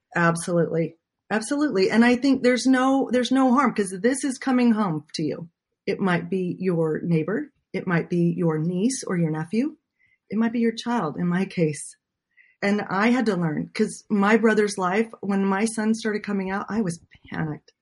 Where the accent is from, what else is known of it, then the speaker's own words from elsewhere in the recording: Utah, United States; I grew up in Utah.